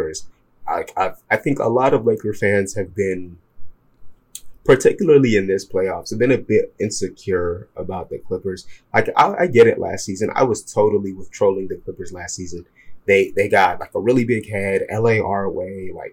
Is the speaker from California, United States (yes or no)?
no; Chicago, Illinois, United States; I'm from Chicago